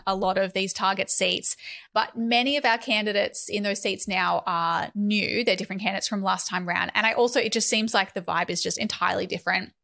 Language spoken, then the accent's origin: English; Northern Rivers, New South Wales, Australia; I was born and raised in the northern rivers of New South Wales